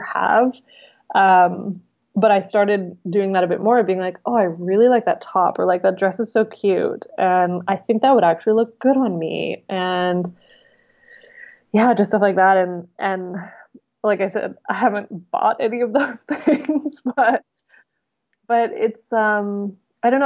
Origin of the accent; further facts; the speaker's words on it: Vancouver Island, British Columbia, Canada; I'm from Vancouver Island. It's like jokingly called Hippie Island